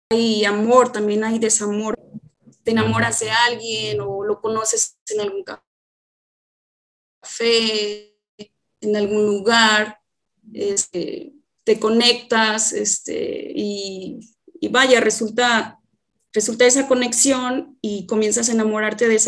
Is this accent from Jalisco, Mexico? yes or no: yes; Atotonilco el Alto, Jalisco, Mexico; also born or lived in Guadalajara; yo soy originaria de Atotonilco el Alto, en donde actualmente estoy radicando. Este, estuve viviendo en Guadalajara algunos años para estudiar licenciatura en Administración de Empresas